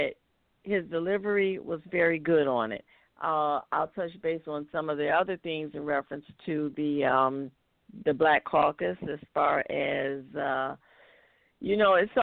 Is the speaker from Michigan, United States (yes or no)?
yes; Detroit, Michigan, United States; now in Ocala, United States; I was born and raised in Detroit on the east side